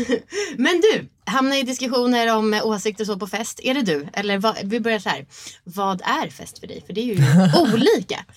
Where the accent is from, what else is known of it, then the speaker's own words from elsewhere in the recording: Sweden; vi som svenskar